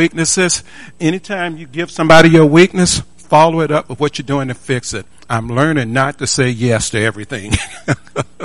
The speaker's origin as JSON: {"language": "English", "town": "Tuscaloosa", "region": "Alabama", "country": "United States", "tie": "born or raised there", "said": "I was born a poor black kid in Tuscaloosa, Alabama"}